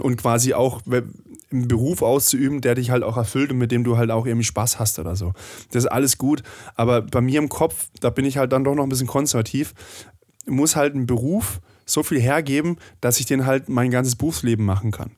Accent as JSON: {"language": "German", "region": "Swiss border region", "country": "Germany", "said": "ich komme ja aus der Grenzregion"}